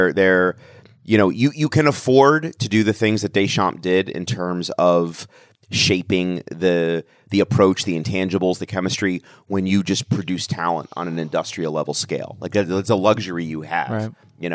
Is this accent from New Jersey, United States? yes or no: no; Washington, District of Columbia, United States; I'm from Washington, D.C.